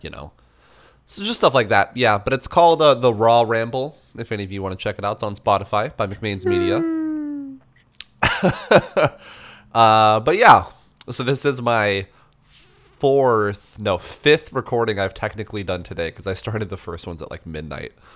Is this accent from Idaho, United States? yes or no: no; Albuquerque, New Mexico, United States; now in Washington, United States; I'm from Albuquerque